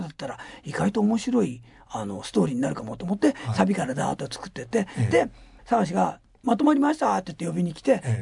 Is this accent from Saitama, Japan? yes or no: yes; Gyoda, Saitama, Japan; 僕は埼玉県行田市で生まれたから